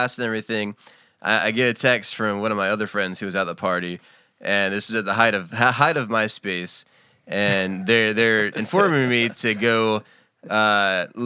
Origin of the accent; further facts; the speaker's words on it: North Carolina, United States; my hometown in North Carolina